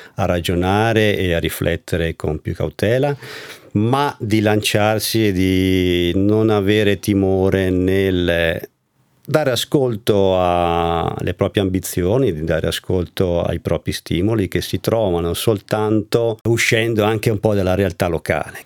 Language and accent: Italian; Val di Fiemme, Trentino-Alto Adige, Italy; dove abitiamo noi, dove io sono originario, la Val di Fiemme, il Trentino in generale